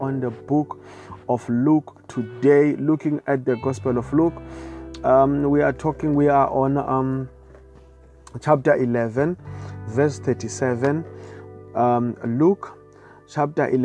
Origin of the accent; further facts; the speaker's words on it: South Africa; I come all the way from South Africa